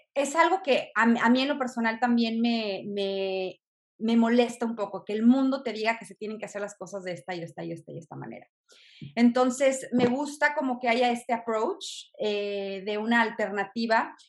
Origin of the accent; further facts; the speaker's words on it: Mexico; yo en lo personal como mujer mexicana